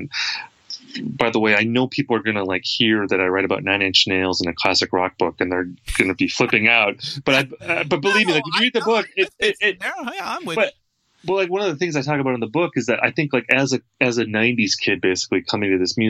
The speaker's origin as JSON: {"language": "English", "region": "Wisconsin", "country": "United States", "said": "I mean, I'm from the Midwest. I'm from Wisconsin."}